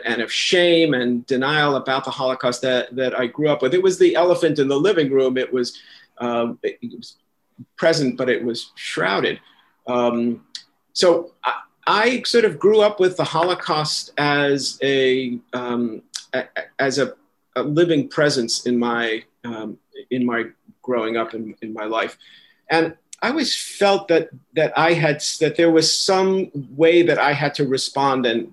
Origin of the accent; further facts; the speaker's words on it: New York City, New York, United States; first language German; English is a second language; I grew up in New York City in Washington Heights section